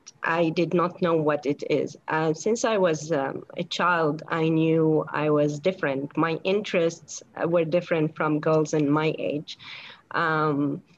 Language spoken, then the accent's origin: English; Syria; moved away; I came from the Middle East, you know, in Syria. Growing up in Syria wasn't really easy.